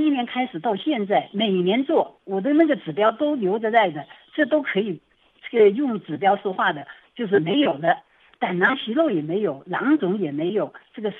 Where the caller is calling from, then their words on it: Wuhan, Hubei, China; 哎，我是我是我是武汉的听众，